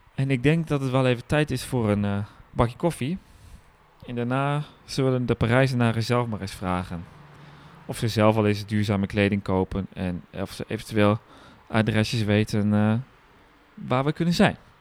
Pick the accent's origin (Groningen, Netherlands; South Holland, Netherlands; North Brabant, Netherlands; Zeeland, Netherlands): Groningen, Netherlands; bij ons in Groningen